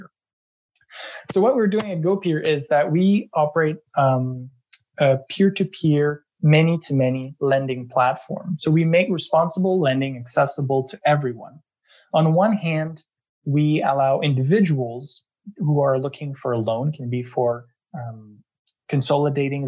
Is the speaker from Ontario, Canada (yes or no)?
no; Eastern Townships, Quebec, Canada; moved away as an adult; also born or lived in London, United Kingdom / Montreal, Canada; now in Toronto, Canada; I'm from Quebec. I come from the Eastern Townships. Grew up and lived most of my life in Quebec